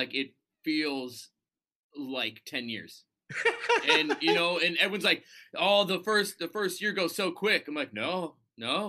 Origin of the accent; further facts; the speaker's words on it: Minneapolis, Minnesota, United States; moved away as an adult; also born or lived in Qatar; now in Singapore; growing up in Minnesota, you got snow